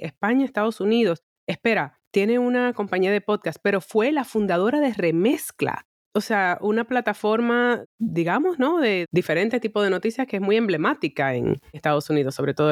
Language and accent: Spanish; Dominican Republic; now in Madrid, Spain; dominicana, acá, una servidora